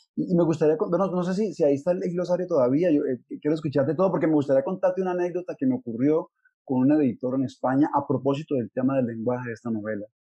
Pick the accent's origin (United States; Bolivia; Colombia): Colombia; Tuluá, Valle del Cauca; nací en Tuluá, es un pueblo del norte del valle